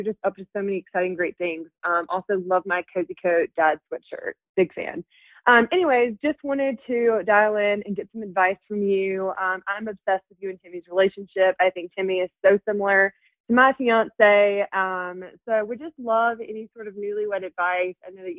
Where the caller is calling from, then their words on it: Salt Lake City, Utah, United States; I'm calling from Salt Lake City, Utah. I'm 26 years old.